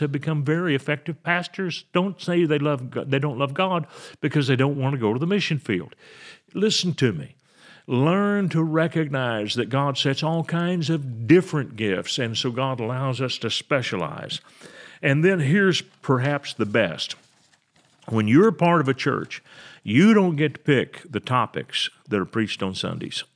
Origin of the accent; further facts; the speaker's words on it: United States; I'm an American guy